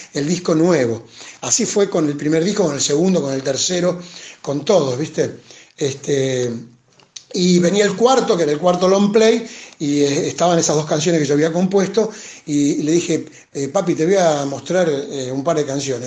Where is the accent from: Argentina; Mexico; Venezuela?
Argentina; Cañada Rosquín, Santa Fe; moved away as an adult; now in Buenos Aires, Argentina; la casa de mis viejos en Cañada, en mi pueblo